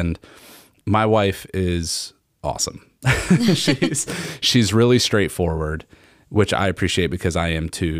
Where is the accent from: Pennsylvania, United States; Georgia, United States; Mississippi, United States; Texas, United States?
Pennsylvania, United States; Norristown; I'm from the Philly suburbs, from, uh, from Norristown in Montgomery County.